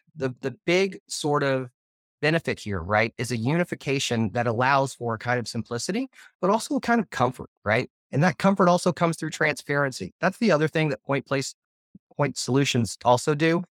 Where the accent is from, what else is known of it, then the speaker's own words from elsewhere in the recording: Arkansas, United States; I come from Arkansas